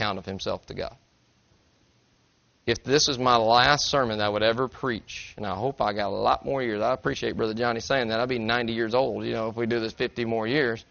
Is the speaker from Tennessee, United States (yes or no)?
yes; Tennessee, United States; I'm from Tennessee